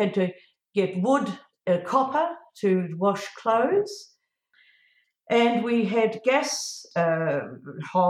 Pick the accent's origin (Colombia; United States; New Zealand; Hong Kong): New Zealand; Gisborne; also born or lived in Wellington; I was born in Gisborne